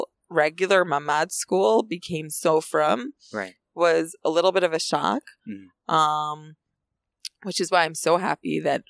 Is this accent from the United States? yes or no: no; Efrat, West Bank, Israel; I love Efrat. I've loved growing up in Efrat. I loved living in Efrat.